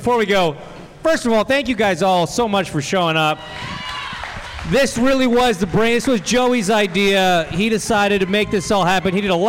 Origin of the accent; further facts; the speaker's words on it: Canada; No, I understand the reference. I'm from Canada. I get it.